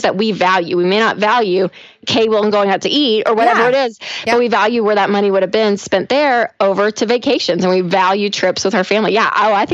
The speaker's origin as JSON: {"language": "English", "town": "Nashville", "region": "Tennessee", "country": "United States", "tie": "born or raised there", "said": "I am from Nashville and living in Nashville"}